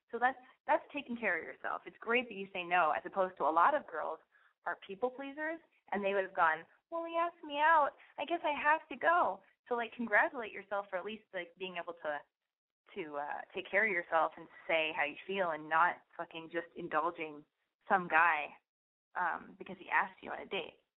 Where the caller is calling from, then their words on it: New York City, New York, United States; I'm calling from Brooklyn, and I'm 22.